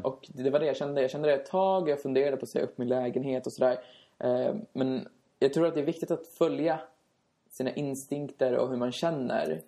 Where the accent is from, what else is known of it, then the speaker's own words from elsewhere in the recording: Sollentuna, Stockholm County, Sweden; moved away as an adult; now in Västerås, Sweden; Vi är från Stockholm, jag är från Sollentuna